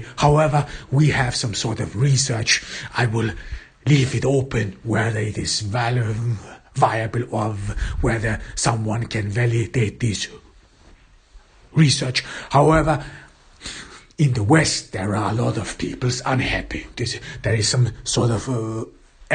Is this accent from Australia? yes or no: no; Austria; in my home country, in Austria